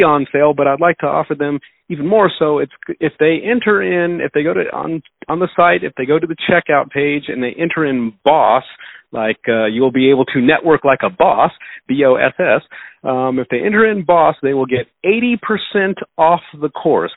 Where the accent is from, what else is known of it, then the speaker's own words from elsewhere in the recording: Denver, Colorado, United States; also born or lived in Houston, Texas; I was raised in Denver, Colorado. I'm still in Denver, Colorado. I was born in Houston, Texas.